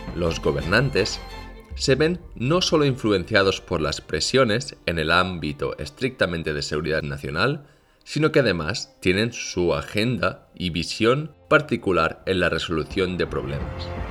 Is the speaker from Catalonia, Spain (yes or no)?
yes; Barcelona, Catalonia, Spain; now in South Korea; yo soy de Barcelona